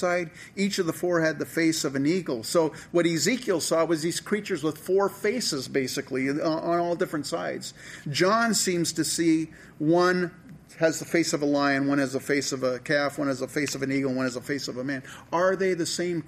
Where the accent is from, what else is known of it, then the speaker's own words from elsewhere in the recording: San Francisco Bay Area, California, United States; I grew up in the San Francisco Bay Area